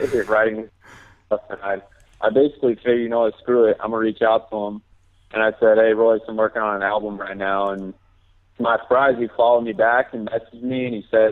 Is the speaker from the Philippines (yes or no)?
no; Bay Area, California, United States; moved away as an adult; now in Arizona, United States; I'm from the Bay Area, but right now I go to Arizona State